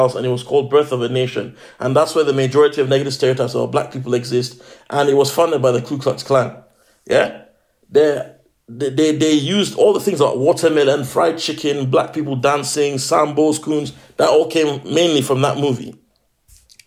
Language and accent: English; Nigeria; now in United Kingdom; I'm a Nigerian